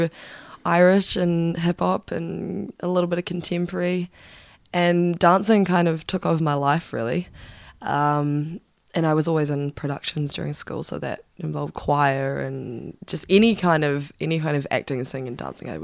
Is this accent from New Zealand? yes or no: yes; Auckland, New Zealand; In Auckland, originally